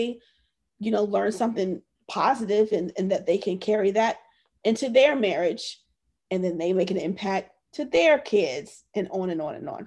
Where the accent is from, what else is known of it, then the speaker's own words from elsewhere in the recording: Virginia, United States; moved away as an adult; also born or lived in Okinawa, Japan / San Diego; I'm from Virginia.